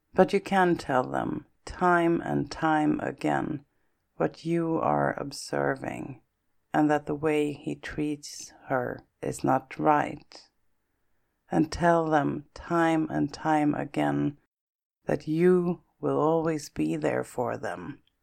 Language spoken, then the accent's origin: English; Stockholm, Stockholm County, Sweden; my hometown and the capital of Sweden, Stockholm